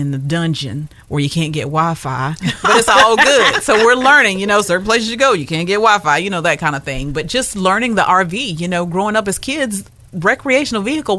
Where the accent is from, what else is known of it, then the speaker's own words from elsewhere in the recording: North Carolina, United States; unlike the rest of us, we came from North Carolina. So we don't have a problem with letting go.